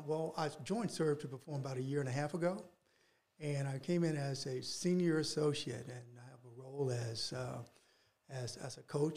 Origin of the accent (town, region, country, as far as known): Dyersburg, Tennessee, United States; born or raised there; moved away as an adult; also born or lived in Nashville, Tennessee; now in Northwest Arkansas, United States